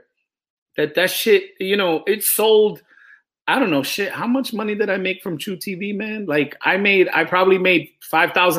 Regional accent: New York City, New York, United States; I'm from New York City

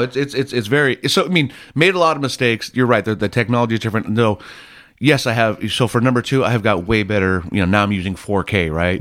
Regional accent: Laguna Niguel, California, United States; I grew up in Laguna Niguel

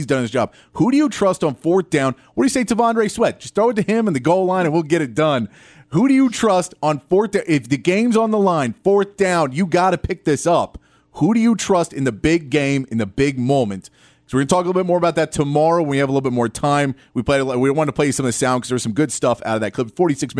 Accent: Washington, United States; But I'm from Washington. We weren't able to do that in Washington.

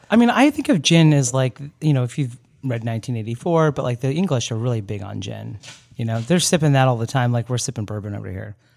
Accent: Orlando, Florida, United States; I'm from Orlando

